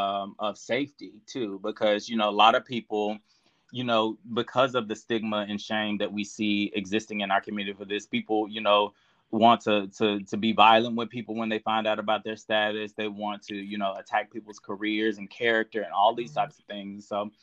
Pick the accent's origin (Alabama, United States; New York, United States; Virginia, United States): Alabama, United States; moved away; I go home. I'm from Alabama. I go home and I still have family members